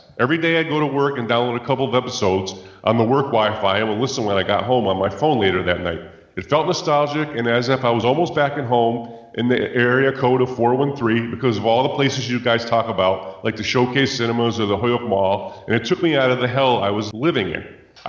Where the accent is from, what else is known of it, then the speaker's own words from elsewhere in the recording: West Springfield, Massachusetts, United States; I'm originally from West Springfield, Massachusetts, USA, Earth, Milky Way